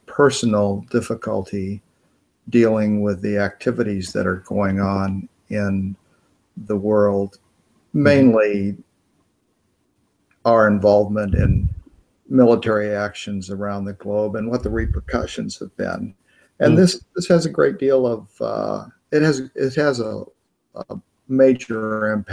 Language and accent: English; United States; I'm an American